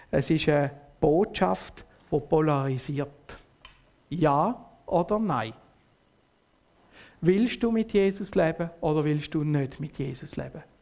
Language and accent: German; Switzerland; Und als Schweizer bist du ja immer alles ein bisschen, oder? Ein bisschen neutral.